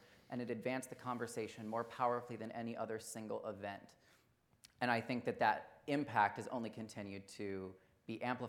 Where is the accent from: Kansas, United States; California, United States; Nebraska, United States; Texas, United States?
Kansas, United States; Wichita; I grew up in Wichita, Kansas, in an evangelical Christian family and church that was really the center of our family's social circles and the heart of so much of our community.